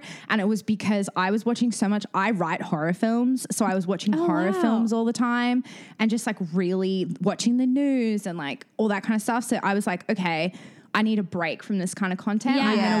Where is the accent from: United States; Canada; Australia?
Australia; I am not from the UK. I'm from Australia.